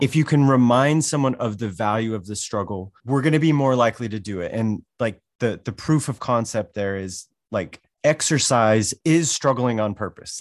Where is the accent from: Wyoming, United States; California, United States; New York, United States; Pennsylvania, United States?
Wyoming, United States; also born or lived in Washington, D.C.; now in Des Moines, United States; I grew up in Wyoming